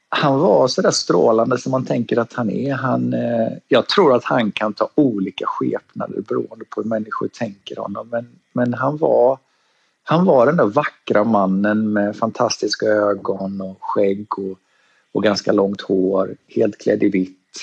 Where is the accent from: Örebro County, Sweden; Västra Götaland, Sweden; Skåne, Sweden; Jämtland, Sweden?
Västra Götaland, Sweden; Gothenburg; moved away as an adult; also born or lived in Stockholm / Thailand / California; now in Australia; Född och uppväxt i Göteborg